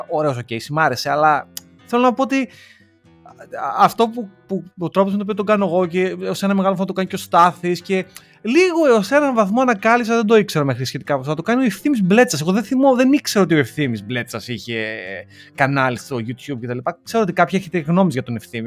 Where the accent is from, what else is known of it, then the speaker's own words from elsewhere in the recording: Greece; moved away; είμαστε Έλληνες του εξωτερικού